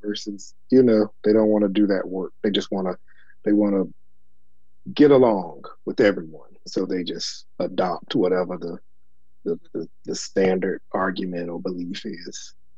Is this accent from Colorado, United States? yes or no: no; Elizabeth City, North Carolina, United States; moved away; also born or lived in New York City; I grew up in Elizabeth City, which is also a small town